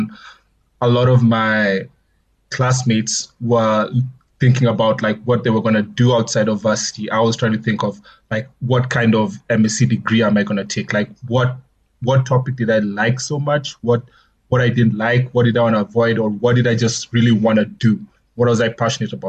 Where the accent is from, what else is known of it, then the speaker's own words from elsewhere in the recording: Nairobi, Kenya; moved away as an adult; also born or lived in Ulm, Germany; now in Johannesburg, South Africa; I was born in Kenya, born and raised in Nairobi, actually.